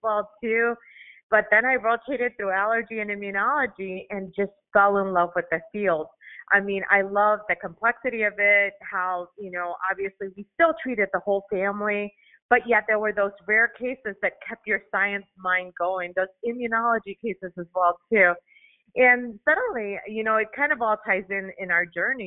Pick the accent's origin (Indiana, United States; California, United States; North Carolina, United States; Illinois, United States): Illinois, United States; Chicago; first language Spanish; English is a second language; Chicago's my hometown